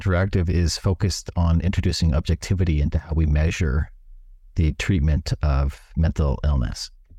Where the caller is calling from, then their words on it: Bali, Indonesia; I'm calling in from an island known as Bali in Indonesia, which is close to the headquarters of our company in Singapore.